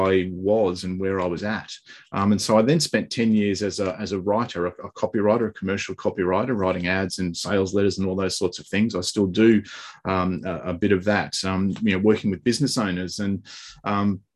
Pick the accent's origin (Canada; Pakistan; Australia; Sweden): Australia; I'm from Australia.